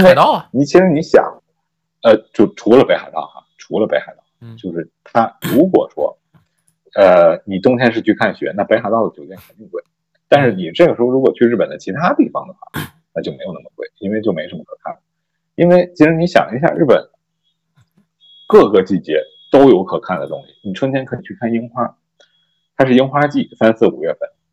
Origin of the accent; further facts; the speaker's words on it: China; 我们中国人